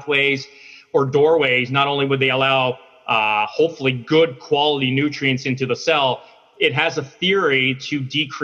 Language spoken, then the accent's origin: English; Newfoundland and Labrador, Canada; moved away; I'm originally from Newfoundland on the East Coast